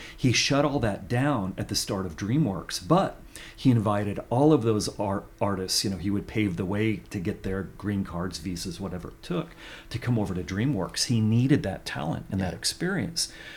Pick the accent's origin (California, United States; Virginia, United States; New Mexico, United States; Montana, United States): California, United States; Central Valley of; I grew up in the Central Valley of California